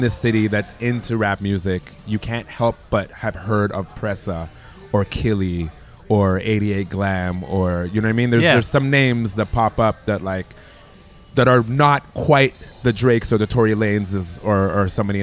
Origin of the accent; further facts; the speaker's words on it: Toronto, Ontario, Canada; I grew up in Toronto.